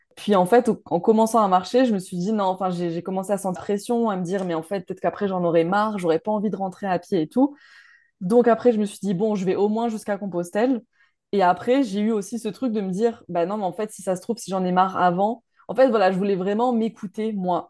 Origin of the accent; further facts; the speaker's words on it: Montpellier, Occitania, France; Je viens de Montpellier